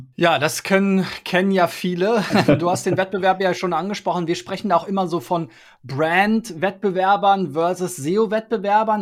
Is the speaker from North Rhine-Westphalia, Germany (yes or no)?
no; Berlin, Germany; ich komme ursprünglich aus Spandau